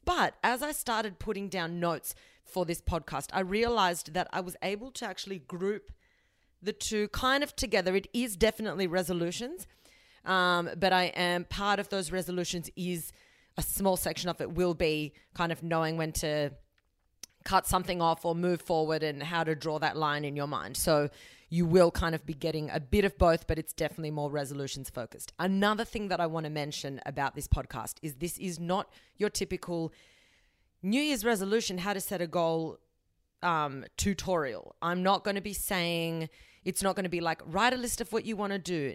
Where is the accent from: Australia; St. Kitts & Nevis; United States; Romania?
Australia; I'm born in Australia, but my family is South American